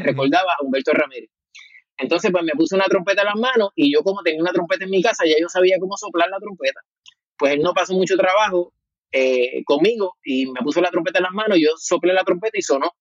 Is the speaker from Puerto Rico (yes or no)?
yes; Juncos, Puerto Rico; also born or lived in Caguas; Pues nací en el pueblo de Cagua y realmente, pues, pues prácticamente me he criado toda mi vida y he vivido toda mi vida en Juncos.